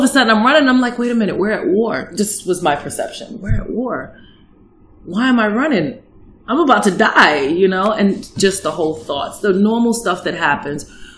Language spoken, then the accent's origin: English; New York City, New York, United States; moved away as an adult; now in Fairbanks area, Alaska, United States; Manhattan, New York. I was born and raised here